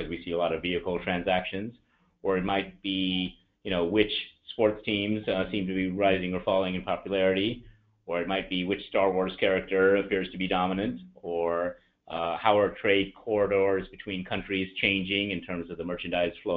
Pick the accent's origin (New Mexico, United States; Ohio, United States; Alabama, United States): Alabama, United States; also born or lived in India / Atlanta, Georgia; I was born in India, but I grew up in the US. In fact, spent most of my time in Alabama